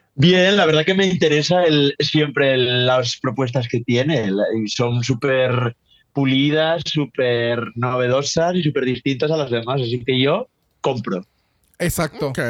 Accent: northern Spain, Spain; yo soy del norte de España y en el norte somos así como más, más fríos.

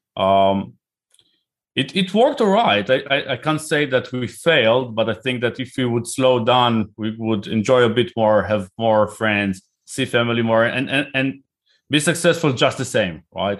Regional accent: Israel; accent: Israeli; moved away as an adult; now in United Kingdom; I live in the U K, but I'm originally from Israel, as you can probably hear by my name and accent

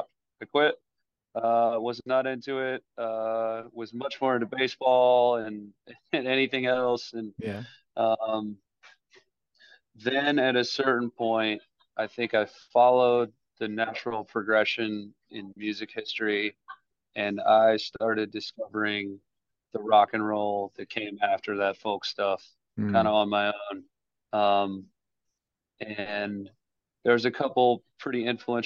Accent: Richmond, Virginia, United States; born or raised there

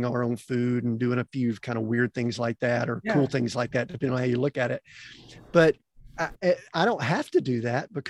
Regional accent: Atlanta, Georgia, United States; moved away; I grew up in Atlanta

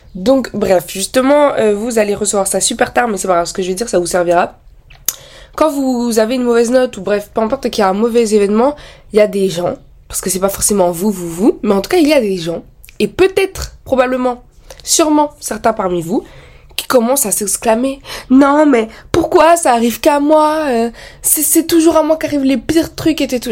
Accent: France; je suis née en France, j'ai vécu en France

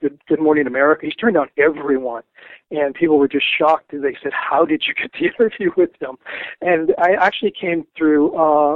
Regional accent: Denver, Colorado, United States; moved away as an adult; also born or lived in New England / New York City; I grew up in Denver. I actually left when I was 23. I moved out to New England. I lived in New York City as well. And then I moved back just about 3 years ago

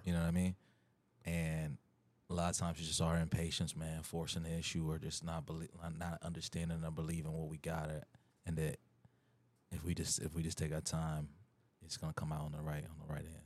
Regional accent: Wooster, Ohio, United States; born or raised there; moved away; also born or lived in Lima, Ohio / Akron, Ohio

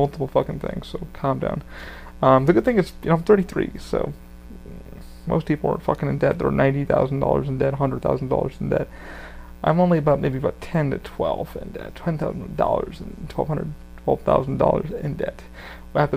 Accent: New York, United States; I'm from New York

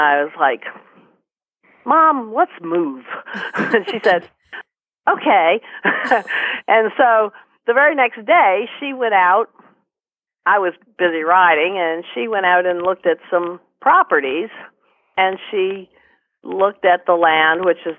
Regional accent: Great Falls, Virginia, United States; I grew up in Great Falls, which is closer into Washington

